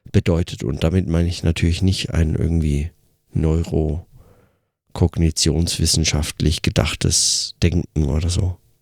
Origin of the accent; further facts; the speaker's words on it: Germany; now in Switzerland; als Deutscher